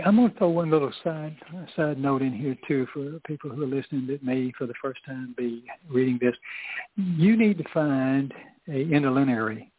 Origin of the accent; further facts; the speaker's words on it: the South, Southern United States, United States; I'm a Southerner